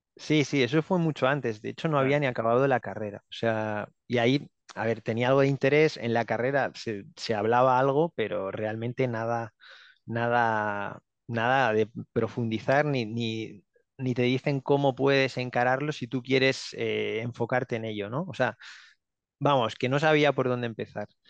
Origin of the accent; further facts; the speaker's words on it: Barcelona, Catalonia, Spain; moved away as an adult; now in Finland; tengo 31 años, eh, soy de Barcelona